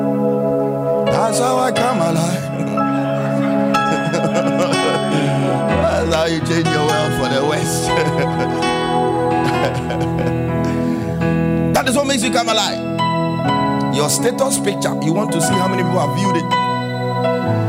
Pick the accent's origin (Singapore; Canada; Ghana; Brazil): Ghana; I'm Ghanaian